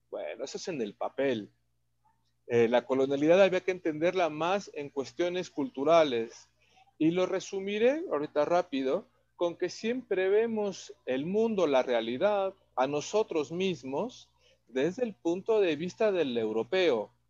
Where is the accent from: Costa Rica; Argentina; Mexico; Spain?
Mexico